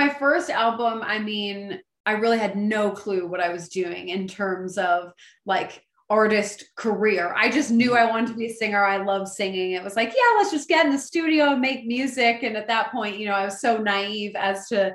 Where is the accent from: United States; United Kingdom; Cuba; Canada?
Canada; Oakville, Ontario; I grew up in Oakville, Ontario